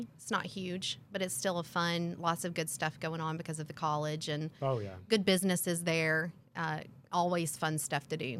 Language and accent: English; Tennessee, United States; So I am a girl from Tennessee that has worked on her accent. People don't ask me where I'm from anymore.